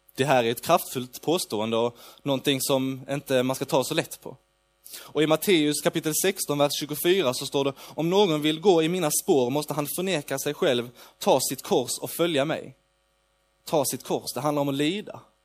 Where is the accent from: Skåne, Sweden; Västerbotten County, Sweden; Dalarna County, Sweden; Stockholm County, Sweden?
Skåne, Sweden; Lund; jag kommer från Lund. Eh, jag bor i Lund